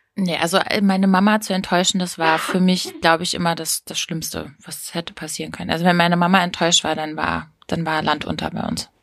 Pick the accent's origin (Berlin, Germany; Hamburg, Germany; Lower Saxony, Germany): Lower Saxony, Germany; Hameln; bei uns in Hameln